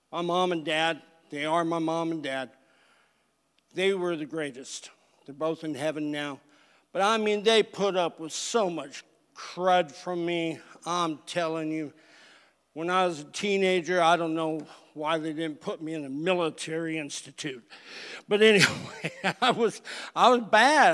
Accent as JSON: {"language": "English", "region": "California", "country": "United States", "moved": "yes", "said": "I was from California"}